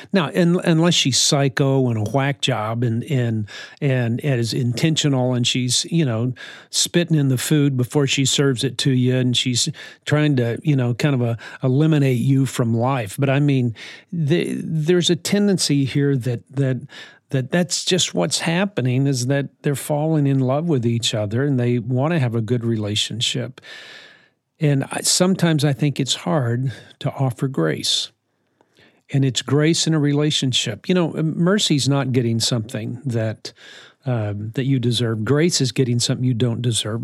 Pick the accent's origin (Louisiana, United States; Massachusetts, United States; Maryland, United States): Louisiana, United States; New Orleans; also born or lived in West Texas; I grew up in New Orleans. born in West Texas, but grew up in New Orleans